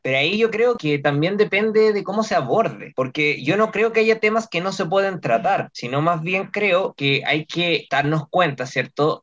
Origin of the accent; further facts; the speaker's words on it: Chile; nosotros, bueno, los chilenos